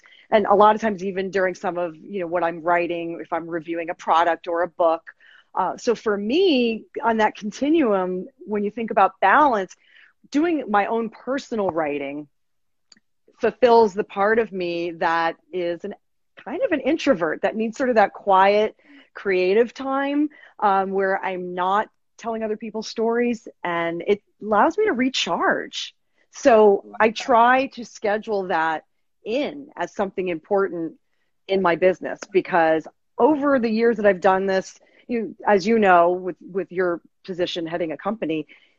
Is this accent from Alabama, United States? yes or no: no; Fairfield, Connecticut, United States; At Fairfield U, my hometown, Fairfield, Connecticut.